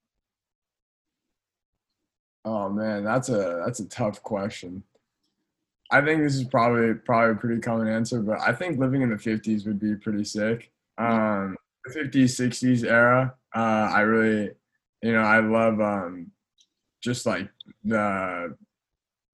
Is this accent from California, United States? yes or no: yes; Gardena, California, United States; I grew up in Southern California